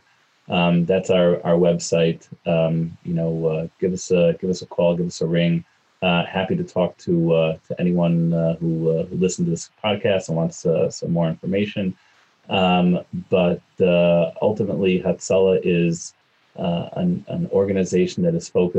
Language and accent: English; East Coast, United States; also born or lived in Chicago / Cincinnati; now in New York City, United States; I'm an East Coast kid